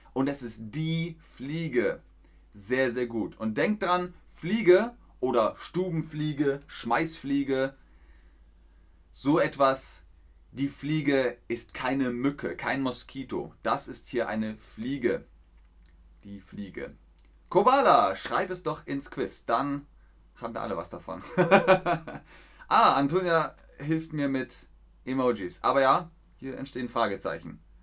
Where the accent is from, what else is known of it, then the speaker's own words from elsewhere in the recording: Bavaria, Germany; In Bayern, da wo ich herkomme, im Süden